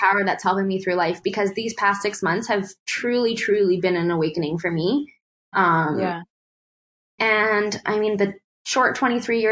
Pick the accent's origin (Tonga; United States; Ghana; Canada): Canada; as an Indo-Canadian growing up in Canada